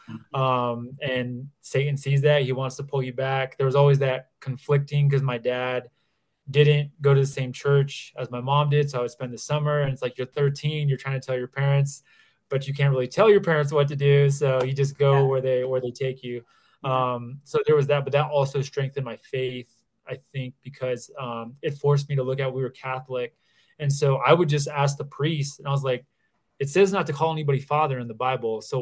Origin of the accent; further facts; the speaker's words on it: Bavaria, Germany; also born or lived in Texas / Italy; now in Denver, United States; I actually, so I'm in Colorado right now. I'm in the Denver area, but I grew up in Europe. So my family was in the military. So I grew up in southern Bavaria in Germany.